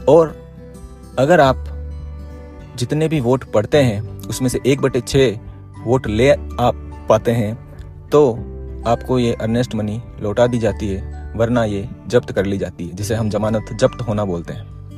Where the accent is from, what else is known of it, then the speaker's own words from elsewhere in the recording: Udaipur, Rajasthan, India; मैं हमारे शहर उदयपुर से विधानसभा सदस्य का चुनाव निर्दलीय प्रत्याशी के रूप में लड़ने जा रहा हूँ